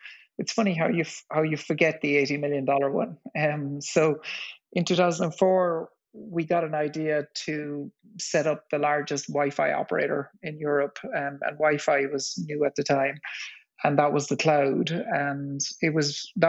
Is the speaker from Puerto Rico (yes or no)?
no; West Cork, Munster, Ireland; I grew up in West Cork in the south of Ireland in the 70s